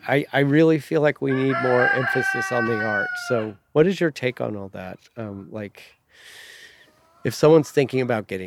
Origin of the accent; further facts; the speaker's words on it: New Mexico, United States; I'm from New Mexico, and our adobe homes are designed with all of that.